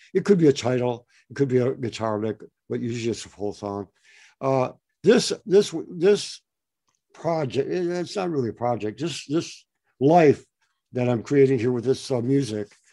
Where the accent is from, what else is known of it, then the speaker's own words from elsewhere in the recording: Detroit, Michigan, United States; now in West Coast, United States; I grew up in Detroit about uh, quite a while back.